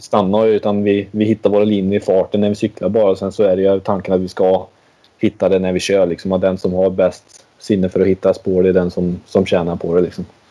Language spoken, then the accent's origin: Swedish; Sweden; vi kommer från lilla Sverige